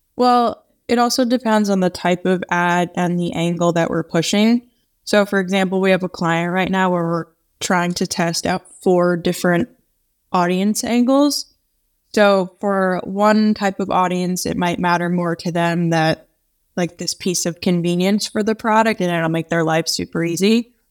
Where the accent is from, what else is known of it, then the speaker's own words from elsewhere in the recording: New York, United States; being a New Yorker